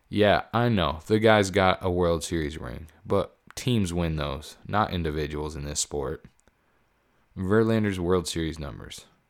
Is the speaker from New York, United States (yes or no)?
no; Pennsylvania, United States; moved away; I, I grew up in Pennsylvania. I spent a good portion of my life there.